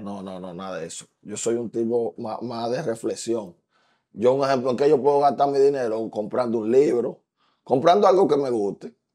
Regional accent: Dominican Republic; el patriotismo que nosotros tenemos como dominicanos

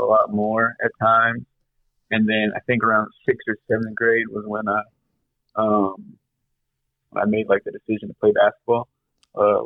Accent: Whittier, California, United States; Yeah, I'm born and raised in Whittier. Went to elementary and middle school in Whittier.

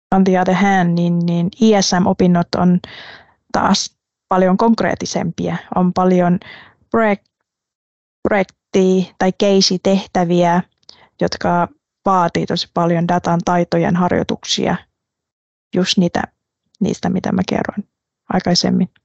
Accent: Quy Nhon, Binh Dinh, Vietnam; Finnish is a second language; moved away as an adult; also born or lived in Ho Chi Minh City, Vietnam / Lahti, Finland; now in Finland; Mä synnyin pienessä Quinjoen kaupungissa rannikolla

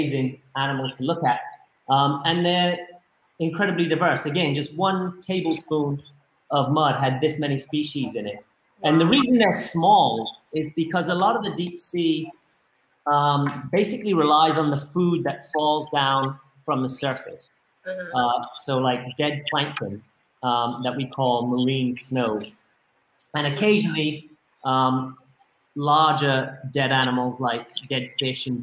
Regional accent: Spanish Wells, Bahamas; also born or lived in Eleuthera; up where I grew up in Spanish Wells

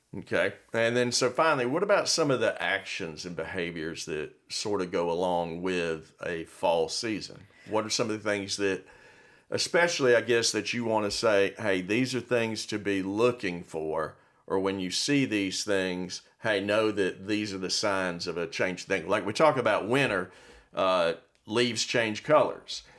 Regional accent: Miami, Florida, United States; I grew up in Miami, and I remember we'd have hurricanes

